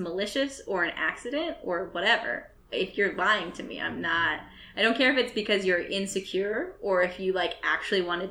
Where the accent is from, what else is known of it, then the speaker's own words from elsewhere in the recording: Midwest, United States; accent: Midwestern; moved away; My accent changes when I go home. I sound way more Midwestern when I'm home